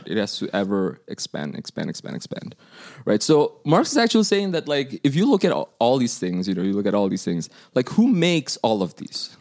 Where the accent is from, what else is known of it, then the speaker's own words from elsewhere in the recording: Indonesia; now in United States; I'm from Indonesia